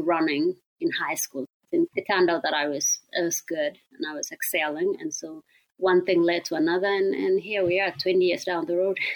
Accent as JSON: {"language": "English", "country": "Kenya", "tie": "born or raised there", "moved": "as an adult", "lives_now": "Eugene, United States", "said": "I grew up in Kenya."}